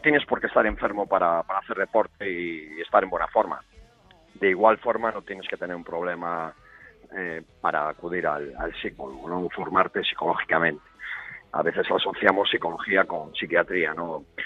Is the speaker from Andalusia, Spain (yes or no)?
no; Santiago de Compostela, Galicia, Spain; yo nací en Santiago de Compostela